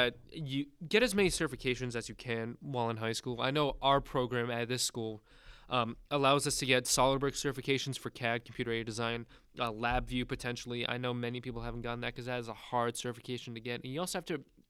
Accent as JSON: {"language": "English", "region": "New York", "country": "United States", "lives_now": "Texas, United States", "said": "Right now, we're all living in Texas. However, I'm originally from New York, so that is a huge change in difference."}